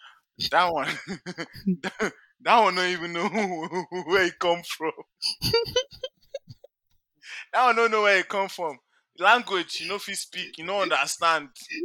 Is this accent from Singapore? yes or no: no; Nigeria; moved away; being Nigerian